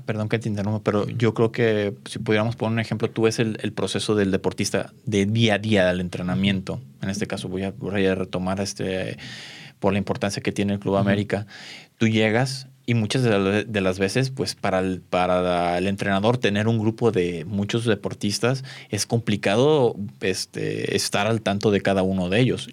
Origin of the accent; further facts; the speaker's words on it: Mexico; como mexicanos